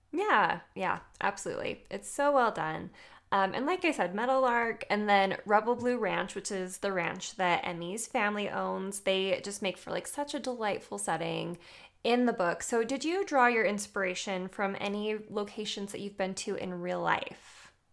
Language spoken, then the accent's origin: English; Utah, United States; I'm from Utah.